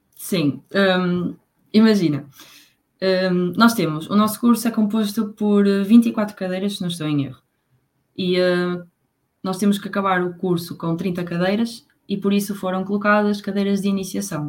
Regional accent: Póvoa de Varzim, Norte, Portugal; moved away as an adult; now in Coimbra, Portugal; eu sou da Póvoa de Varzim

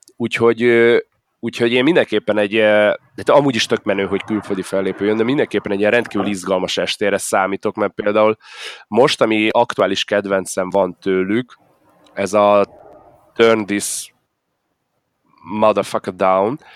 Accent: Budapest, Hungary; én budapesti vagyok

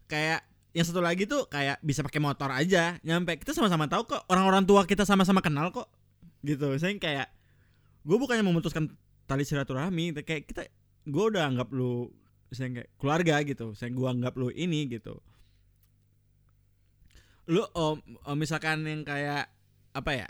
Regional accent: Padang, West Sumatra, Indonesia; born there; gue emang lahir di Padang cuman gue, gue turunannya bukan Padang gue Jawa

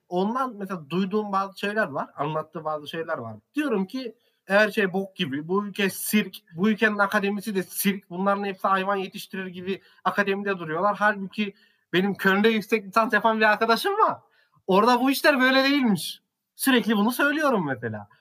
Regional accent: Central Anatolia, Turkey; also born or lived in Ankara; İç Anadolu'da yaşıyorum. İç Anadolu'da doğdum büyüdüm

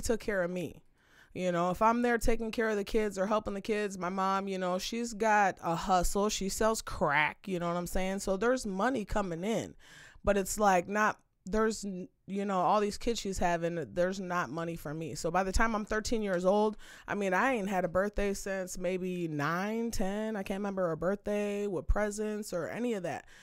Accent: Saint Paul, Minnesota, United States; I'm from Minnesota, I'm from Saint Paul, from the east side

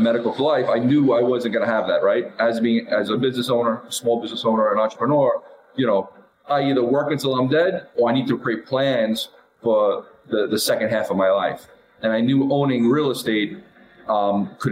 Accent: New York City, New York, United States; I grew up in Brooklyn and Staten Island

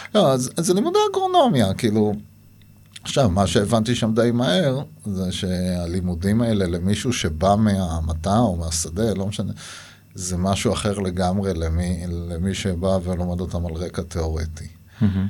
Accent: Nirim, Southern District, Israel; נולדתי בנירים, אני דור שלישי שם

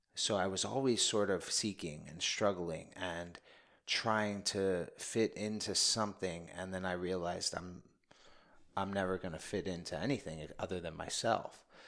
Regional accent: New York City, New York, United States; I grew up in the Bronx

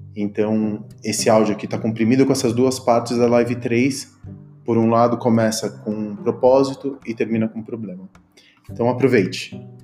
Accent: Argentina; now in São Paulo, Brazil; eu sou argentino. Quando eu cheguei para cá, aqui no Brasil, não me deixavam ser brasileiro. Por quê? Porque eu tinha chegado da Argentina

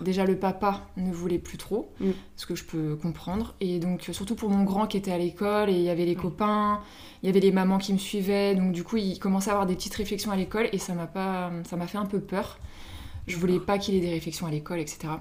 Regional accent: Paris, Île-de-France, France; moved away as an adult; now in Mayenne, France; je suis parisienne euh, de base, je suis arrivée il y a 8 ans à Mayenne.

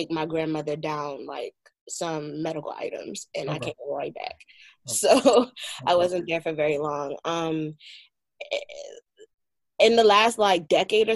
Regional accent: United States; First generation raised here

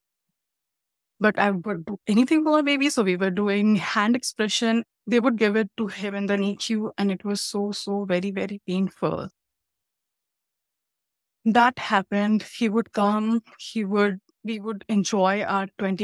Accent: India; now in Canada; I'm from India

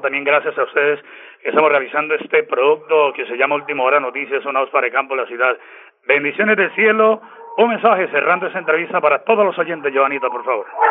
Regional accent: Páramo, Santander, Colombia; Soy del municipio de Le Páramo de la Salud, a 20 minutos de San Gil, en la provincia de guanentina

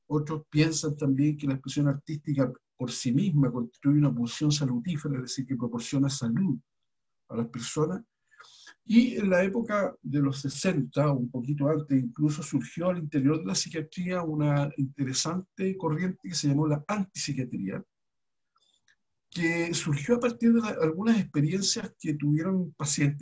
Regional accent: Chile; somos los chilenos

